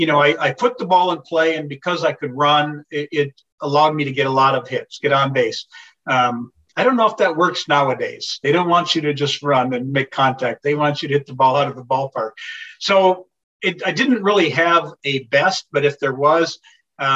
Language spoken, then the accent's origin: English; St. Cloud, Minnesota, United States; I grew up in St. Cloud, an hour north